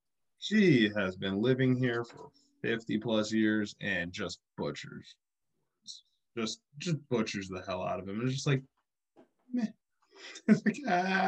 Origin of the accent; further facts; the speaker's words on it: Scotland, United Kingdom; I'm Scottish.